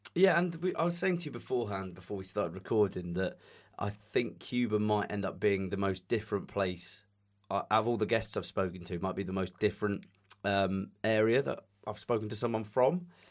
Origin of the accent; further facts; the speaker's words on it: England, United Kingdom; accent: English; My English accent